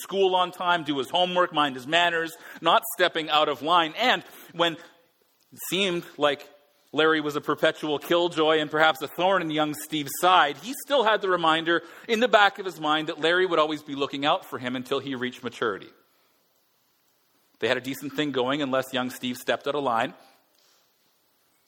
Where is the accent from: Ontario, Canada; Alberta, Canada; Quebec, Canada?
Alberta, Canada; now in Vancouver, Canada; Being Albertan